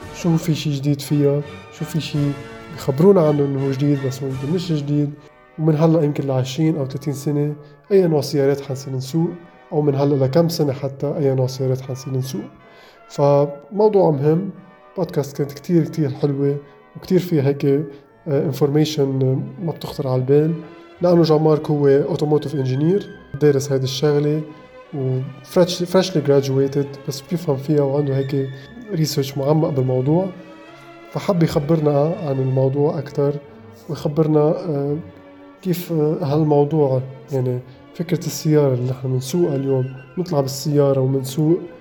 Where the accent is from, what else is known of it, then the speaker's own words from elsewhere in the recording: Lebanon; نحن كلبنانية